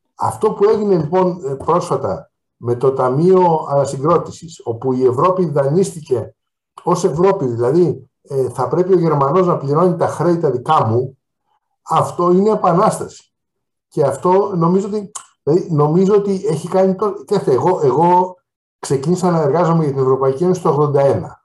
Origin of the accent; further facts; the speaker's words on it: Greece; ως Έλληνας